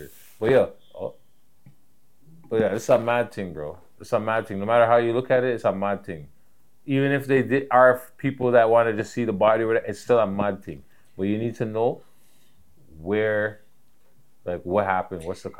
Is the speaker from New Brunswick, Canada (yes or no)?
no; Toronto, Ontario, Canada; I'm from Toronto.